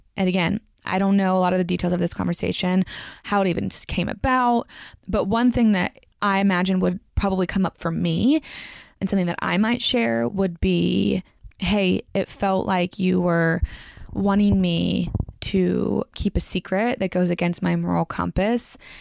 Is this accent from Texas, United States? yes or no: no; Franklin, Tennessee, United States; the Franklin Theater in my hometown where I grew up